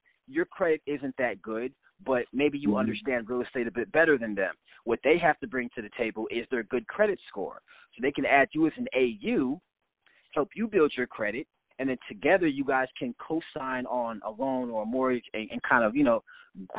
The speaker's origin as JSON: {"language": "English", "town": "St. Louis", "region": "Missouri", "country": "United States", "tie": "born or raised there", "moved": "yes", "lives_now": "New Jersey, United States", "said": "when I was growing up in St. Louis, Missouri"}